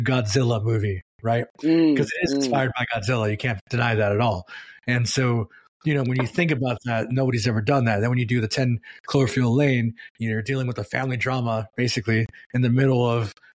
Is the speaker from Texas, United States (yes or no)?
no; California, United States; I mean, we're all from Silicon Valley.